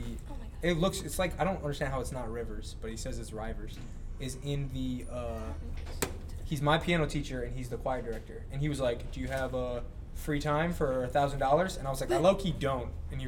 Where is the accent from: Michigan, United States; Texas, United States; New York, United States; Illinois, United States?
Michigan, United States; moved away as an adult; now in Cincinnati, United States; I'm from Michigan.